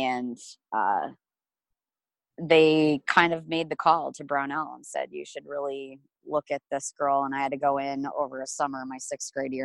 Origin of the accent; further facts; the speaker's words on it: Omaha, Nebraska, United States; I grew up in Omaha, Nebraska.